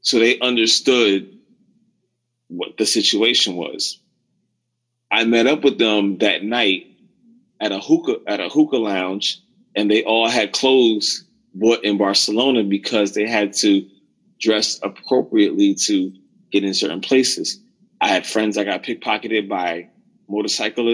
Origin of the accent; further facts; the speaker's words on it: New York City, New York, United States; now in Puerto Plata, Dominican Republic; I was from the New York City area